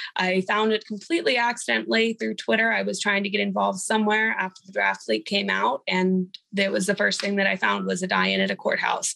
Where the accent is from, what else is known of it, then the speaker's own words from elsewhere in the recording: Houston, Texas, United States; also born or lived in Austin, Texas; I'm from Austin, Texas, born and raised in Houston